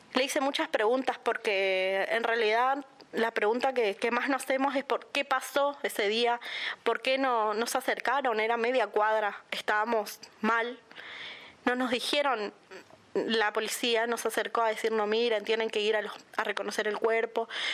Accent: Puerto Iguazú, Misiones, Argentina; soy de Portuguazú

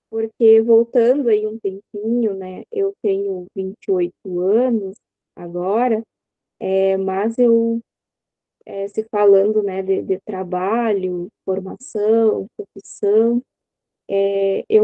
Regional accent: São Borja, Rio Grande do Sul, Brazil; é, eu sou gaúcha, né? É, aqui da cidade de São Borja. É, São Borja é uma cidade fronteiriça com a Santo Tomé, Argentina. E eu sou natural daqui e é onde eu vivo até

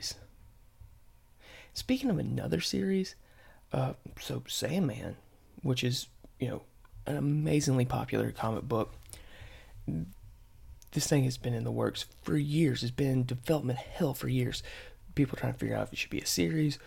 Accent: the South, United States; I'm from the South

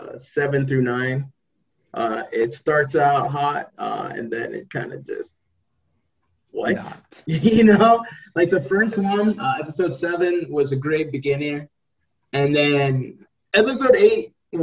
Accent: Spokane, Washington, United States; my hometown, Spokane, Washington

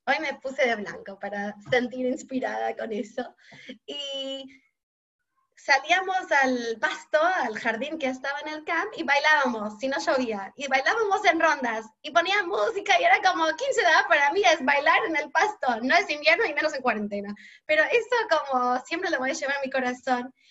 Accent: Montreal, Quebec, Canada; Spanish is a second language; moved away as an adult; now in Argentina; yo soy canadiense, de Montreal

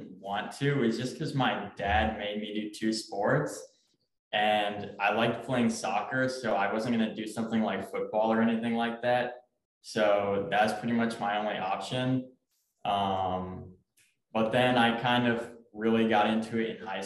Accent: Memphis, Tennessee, United States; I'm from Memphis, Tennessee

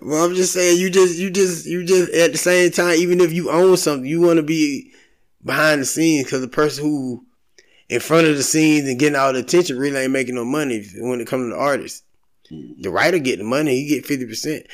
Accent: Valdosta, Georgia, United States; moved away; I'm from Valdosta, graduated. My family still stay down there

